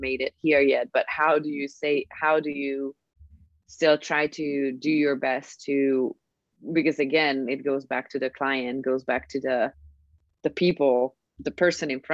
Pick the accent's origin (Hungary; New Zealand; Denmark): Hungary